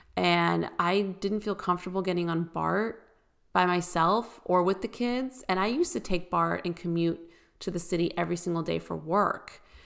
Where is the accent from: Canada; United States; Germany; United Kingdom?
United States; California; moved away as an adult; also born or lived in Bay Area, California; now in Nashville, United States; I grew up obviously in California